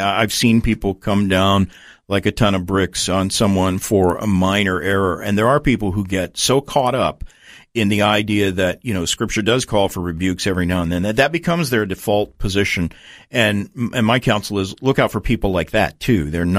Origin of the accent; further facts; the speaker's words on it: Tulsa, Oklahoma, United States; I grew up with in Tulsa, Oklahoma, which is sort of the, you know, that's Oral Roberts University, a lot of faith healers there.